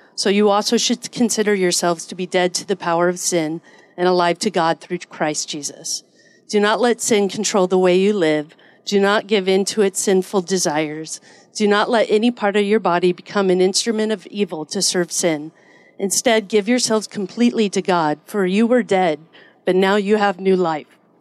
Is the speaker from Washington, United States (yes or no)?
yes; Edmonds, Washington, United States; I grew up in Edmonds here in Washington